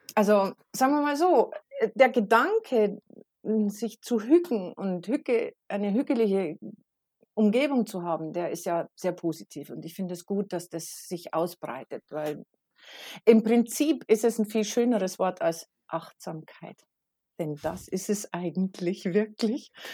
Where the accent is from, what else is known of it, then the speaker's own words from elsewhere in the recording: Regensburg, Bavaria, Germany; moved away as an adult; now in North Jutland, Denmark; Also ich bin genau wie der Rest meiner ganzen Familie geboren in Regensburg in Bayern, in Süddeutschland